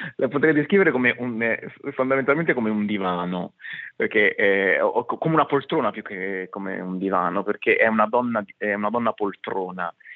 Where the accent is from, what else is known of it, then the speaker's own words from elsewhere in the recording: Apulia, Italy; sia io che … siamo pugliesi